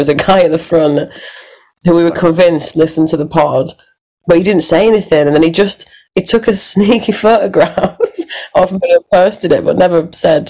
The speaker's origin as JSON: {"language": "English", "town": "Hull", "region": "Yorkshire and the Humber", "country": "United Kingdom", "tie": "born or raised there", "said": "my hometown, which is Hull."}